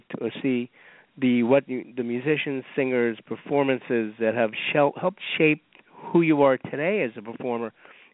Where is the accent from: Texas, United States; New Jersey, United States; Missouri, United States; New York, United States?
New York, United States; New York City; as a New Yorker